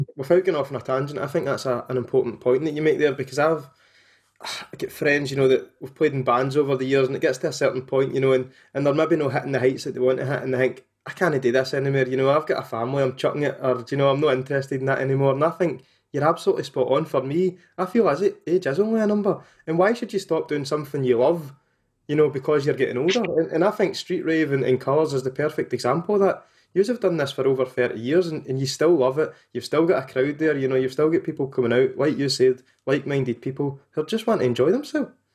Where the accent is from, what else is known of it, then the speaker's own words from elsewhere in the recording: Motherwell, Scotland, United Kingdom; I'm from Motherwell myself